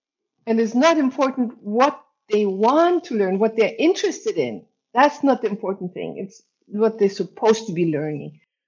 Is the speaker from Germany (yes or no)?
yes; Germany; now in Hamburg, Germany; Germany, and then I moved to Hamburg, and that's where I live since.